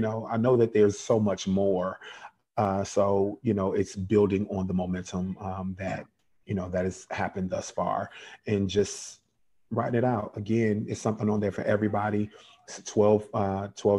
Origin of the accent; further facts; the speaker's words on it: Chicago, Illinois, United States; now in Georgia, United States; I'm from Chicago originally, born and raised South Side. I now live in Georgia